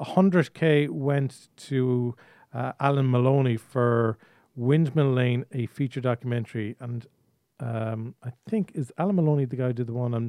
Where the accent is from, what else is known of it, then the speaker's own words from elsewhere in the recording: Ireland; you as an Irish producer